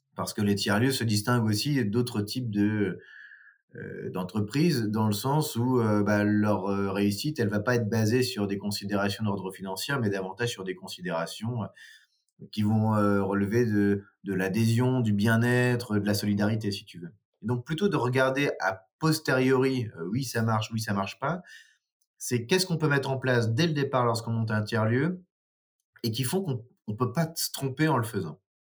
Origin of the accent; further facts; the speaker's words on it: Nord, Hauts-de-France, France; moved away as an adult; now in Dijon, France; je suis originaire du Nord, mais j'habite à, à Dijon depuis 15 ans maintenant